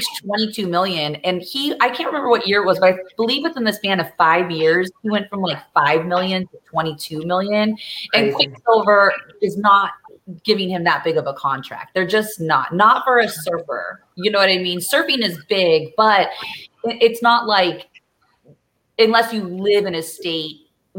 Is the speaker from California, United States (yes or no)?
yes; Orange County, California, United States; I grew up in Orange County